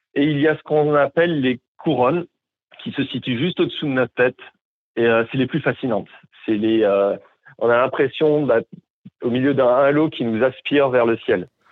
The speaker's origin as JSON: {"language": "French", "town": "Montpellier", "region": "Occitania", "country": "France", "tie": "born or raised there", "also_born_or_lived": "Montreal, Canada", "moved": "as an adult", "lives_now": "Whitehorse, Canada", "said": "j'ai grandi à Montpellier euh, en France"}